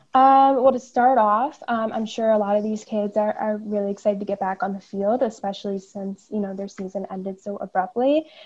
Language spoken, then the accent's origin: English; New Jersey, United States; I am from New Jersey. I live down in Monmouth County